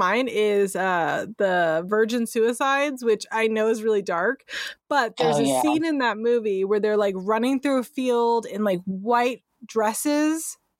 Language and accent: English; San Francisco, California, United States; now in Northern California, United States; I'm from San Francisco originally.